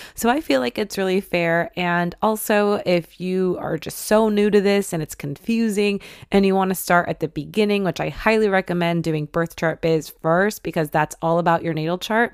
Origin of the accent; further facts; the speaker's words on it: Detroit, Michigan, United States; moved away; I love Detroit, I love Michigan